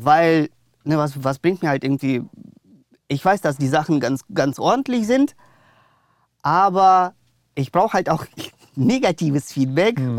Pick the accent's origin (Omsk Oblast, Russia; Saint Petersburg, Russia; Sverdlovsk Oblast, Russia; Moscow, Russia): Moscow, Russia; now in Germany; also ich bin in Russland geboren, ja. also in Moskau aufgewachsen. Dann sind wir, sind wir mit der Familie äh, nach Deutschland gekommen